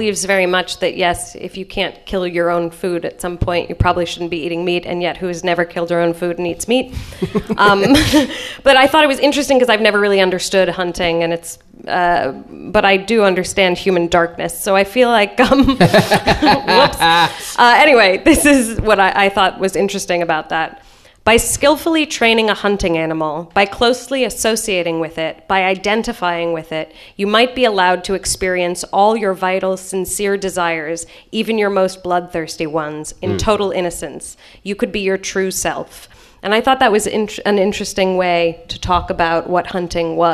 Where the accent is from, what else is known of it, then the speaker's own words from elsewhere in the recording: United States; as an American